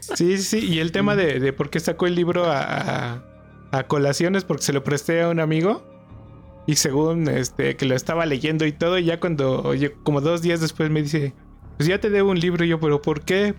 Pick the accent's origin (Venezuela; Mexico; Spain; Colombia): Mexico; Toluca, State of Mexico; yo soy de acá de Toluca